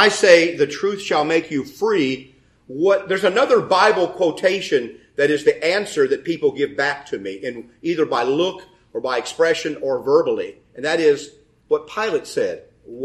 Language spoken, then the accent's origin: English; United States; I'm born in the United States in the middle of the 20th century, 1952. I was born. I live in that time. I'm an American and educated in that culture.